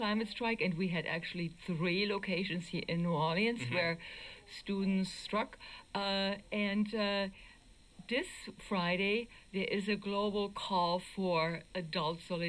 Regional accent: Germany; now in United States; I'm from Germany.

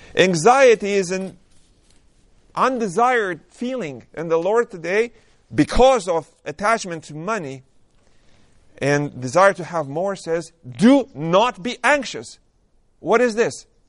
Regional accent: Romania; moved away; I was born and raised in Romania.

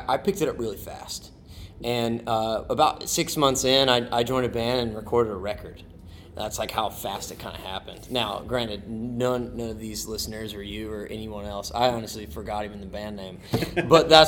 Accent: right outside of Lexington, Kentucky, United States; I'm from Kentucky, right outside of Lexington

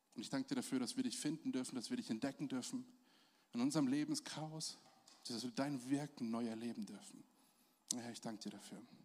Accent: Germany; als Deutsche

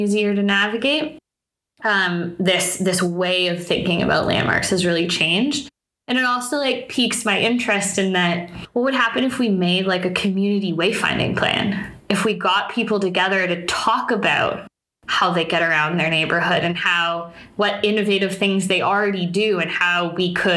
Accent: Toronto, Ontario, Canada; also born or lived in Waterloo; I grew up in Toronto

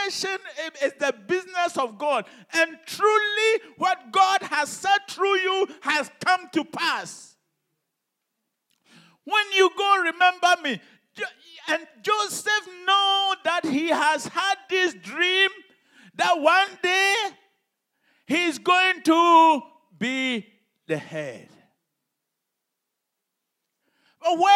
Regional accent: Ghana; when I was growing up in Ghana

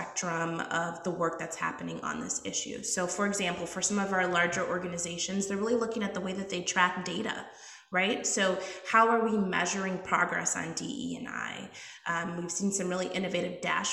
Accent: Woodbury, Minnesota, United States; also born or lived in Washington, D.C.; I am traditionally from Minnesota, born and raised here. Grew up on the east side of the Twin Cities area, so in kind of the Woodbury, Maplewood area.

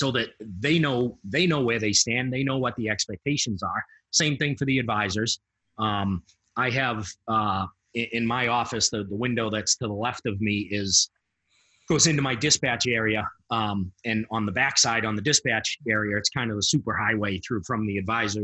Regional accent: Massachusetts, United States; I'm from Massachusetts.

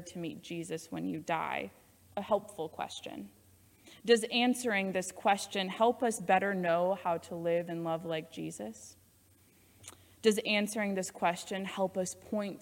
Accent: Iowa, United States; now in Loveland, United States; I was born and raised in Iowa

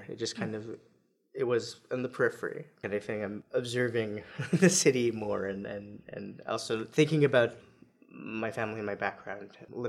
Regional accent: Montreal, Quebec, Canada; also born or lived in New Brunswick / New York City / New Haven, Connecticut / Paris; I'm a Montreal born and raised poet.

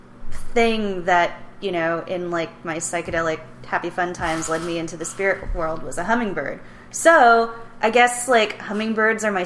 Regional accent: Southern California, United States; born or raised there

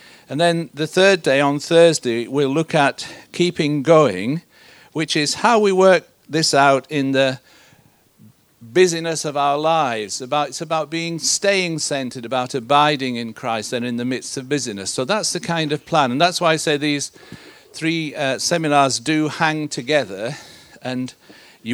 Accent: Yorkshire and the Humber, United Kingdom; also born or lived in Malaysia; I come from Yorkshire. That's where I'm based. That's where I was born and grew up.

